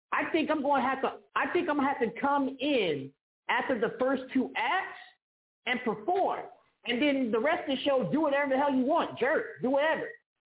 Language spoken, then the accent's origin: English; Kansas City, Missouri, United States; also born or lived in Las Vegas; I came home to Kansas City